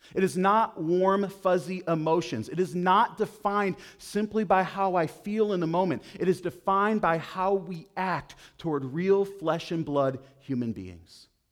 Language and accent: English; Buffalo, New York, United States; moved away; I grew up outside of Buffalo, New York